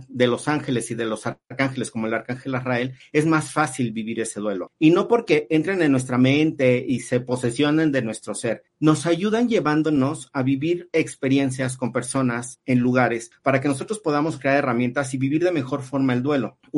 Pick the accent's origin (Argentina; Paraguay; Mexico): Mexico; nosotros como mexicanos tenemos una gran cultura en estas fechas